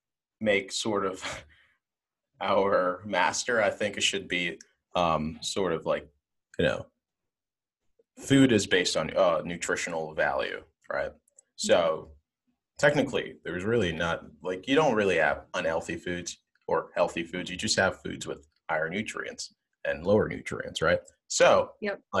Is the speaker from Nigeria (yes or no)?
yes; Nigeria; I'm from Nigeria